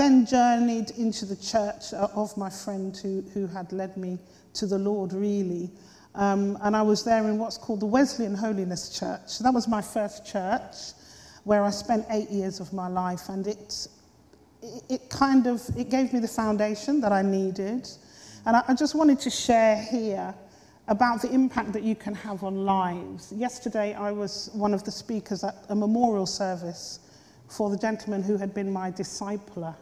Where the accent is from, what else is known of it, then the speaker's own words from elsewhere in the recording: Slough, South East England, United Kingdom; also born or lived in Hammersmith, London; I actually was born in Hammersmith here in London. And my parents and I and my three sisters, we were shipped out to Slough by the time I was 4 years old